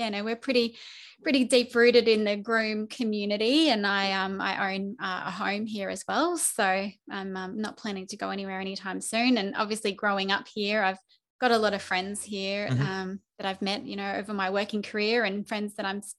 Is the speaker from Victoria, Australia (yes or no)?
no; Toowoomba, Queensland, Australia; also born or lived in Townsville; I'm a Toowoomba local through and through. I was born in Townsville